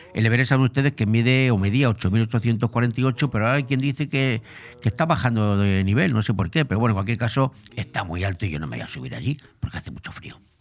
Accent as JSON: {"language": "Spanish", "town": "Madrid", "region": "Community of Madrid", "country": "Spain", "said": "yo soy de Madrid"}